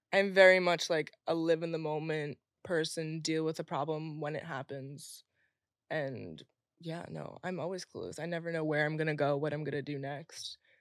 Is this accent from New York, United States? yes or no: yes; Long Island, New York, United States; growing up in Long Island, having Republican parents